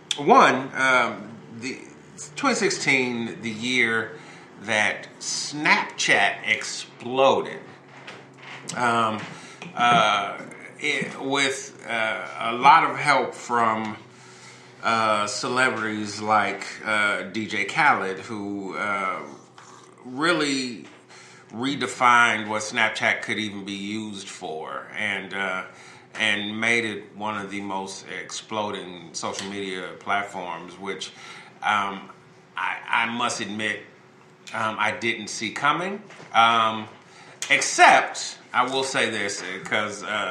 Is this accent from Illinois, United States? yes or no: yes; Chicago, Illinois, United States; I'm a Chicagoan and at heart, and you know, born and raised there